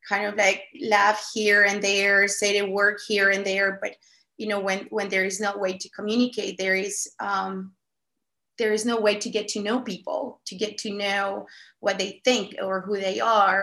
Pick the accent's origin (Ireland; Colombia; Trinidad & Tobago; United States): Colombia; English is a second language; moved away; I was born and raised in Colombia